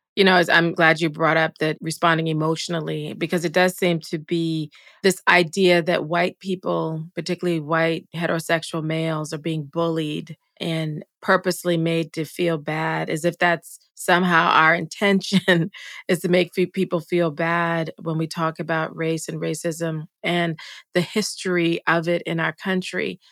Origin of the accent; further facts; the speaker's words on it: United States; being American